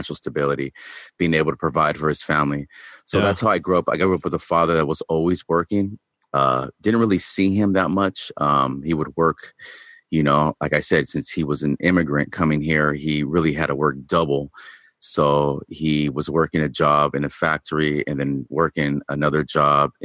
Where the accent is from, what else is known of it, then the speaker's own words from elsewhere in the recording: Long Beach, California, United States; also born or lived in Bellflower, California; I was born in Long Beach, California. I live in Bellflower, California now.